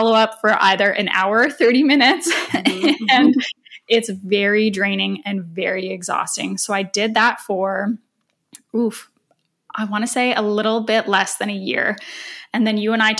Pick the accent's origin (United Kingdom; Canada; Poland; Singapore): Canada; moved away as an adult; now in Toronto, Canada; I moved back to Toronto, which is 4 hours away from my hometown where I was working